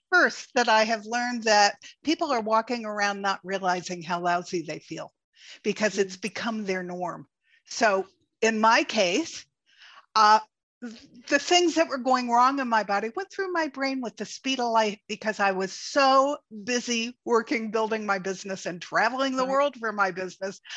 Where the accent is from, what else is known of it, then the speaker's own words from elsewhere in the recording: East Coast, United States; I grew up on the East Coast